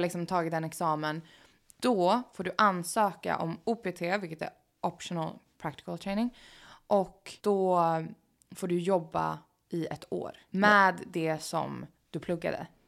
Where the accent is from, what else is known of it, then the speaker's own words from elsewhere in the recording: Sweden; moved away as an adult; now in Los Angeles, United States; kan jag alltid hem till Sverige